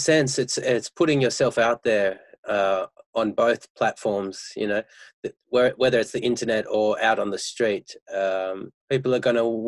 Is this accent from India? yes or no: no; Perth, Western Australia, Australia; now in Melbourne, Australia; I'm originally from Perth